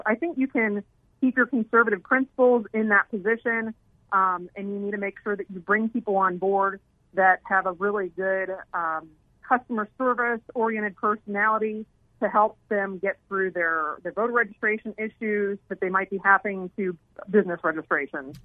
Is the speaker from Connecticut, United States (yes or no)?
no; Pennsylvania, United States; moved away as an adult; also born or lived in New York; now in Arizona, United States; I had a chance to work for my then U.S. Senator Rick Santorum, since I'm from Pennsylvania